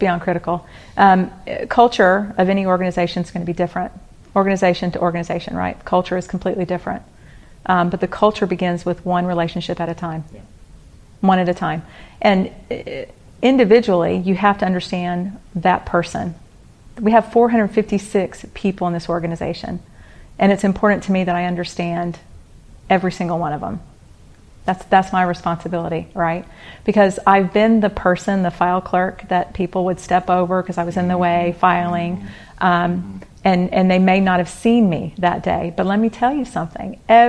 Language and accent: English; Atlanta, Georgia, United States; born there; also born or lived in Houston, United States; So, I was born in Atlanta, Georgia